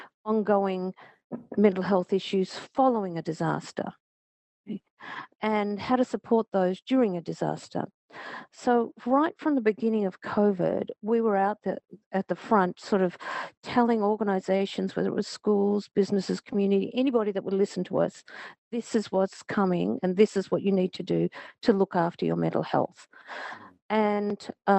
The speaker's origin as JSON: {"language": "English", "country": "Australia", "moved": "yes", "lives_now": "Japan", "said": "I'm from Australia"}